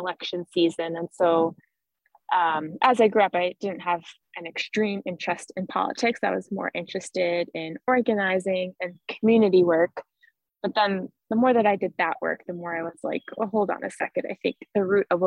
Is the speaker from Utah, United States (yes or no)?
no; Nobleboro, Maine, United States; I grew up in a small town of 1,600 people in the Mid-Coast Maine area. My hometown's called Nobleboro